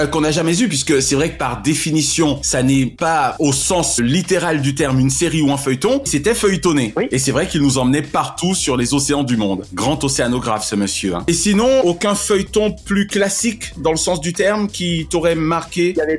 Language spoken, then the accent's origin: French; Réunion; moved away; also born or lived in Martinique; j'ai grandi à La Réunion.